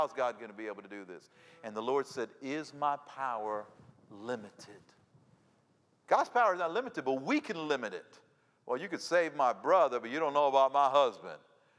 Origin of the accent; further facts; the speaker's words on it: Cuba; now in United States; I say, yeah, I'm Cuban. I was born in Cuba, came here in the 1960s. Yeah, I'm Cuban.